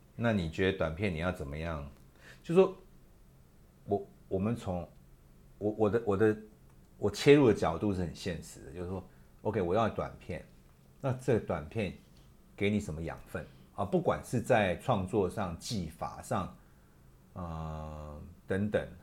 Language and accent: Chinese; Taiwan; 我是台湾人然后我生活在这块土地